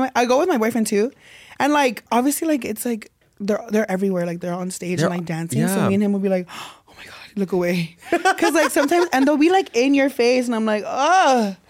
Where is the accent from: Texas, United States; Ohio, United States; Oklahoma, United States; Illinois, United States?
Texas, United States; San Antonio; moved away as an adult; now in New York City, United States; especially in my hometown